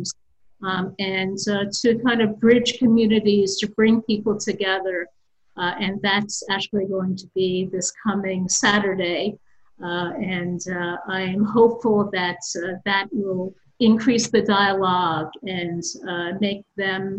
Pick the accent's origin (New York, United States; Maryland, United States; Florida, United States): New York, United States; New York City; I grew up in Chinatown